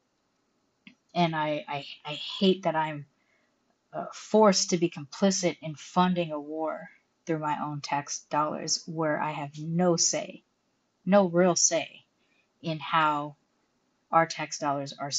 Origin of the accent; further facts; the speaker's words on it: United States; moved away as an adult; now in Mexico; I'm an American citizen living on a tourist visa in Mexico